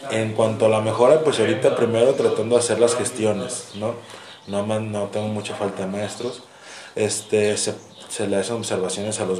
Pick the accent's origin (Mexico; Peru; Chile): Mexico; Guadalajara, Jalisco; moved away; soy de Guadalajara.